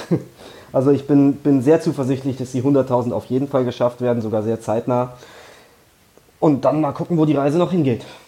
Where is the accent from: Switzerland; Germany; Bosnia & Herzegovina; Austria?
Germany; Frankfurt, Hesse; Ich bin in Frankfurt geboren, ich wohne inzwischen nicht mehr ganz in Frankfurt, aber, aber direkt vor den Toren Frankfurts